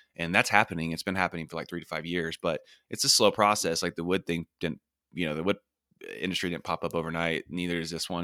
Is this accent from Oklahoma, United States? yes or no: yes; Oklahoma, United States; I'm from Oklahoma and, um, in the middle of the United States in the Bible Belt